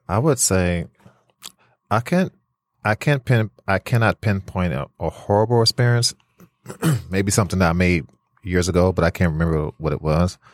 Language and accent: English; California, United States; also born or lived in Flint, Michigan; now in Detroit, United States; I'm originally from California